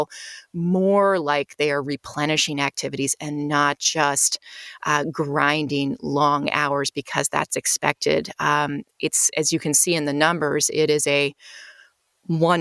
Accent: United States; also born or lived in Czech Republic; now in Chicago, United States; I moved back to the U.S. I'm an American, and based here in Chicago

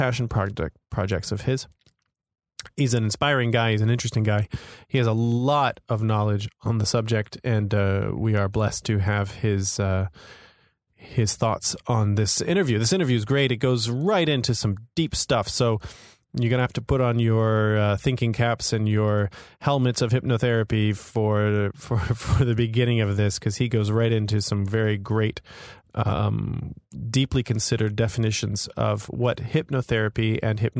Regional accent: Florida, United States; also born or lived in New York; now in Hong Kong; I grew up in Florida and I now live in Hong Kong

